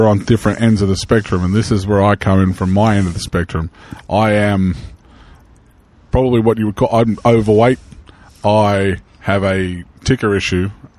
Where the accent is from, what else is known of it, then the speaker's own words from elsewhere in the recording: Arkansas, United States; I'm from Southern Arkansas, yes.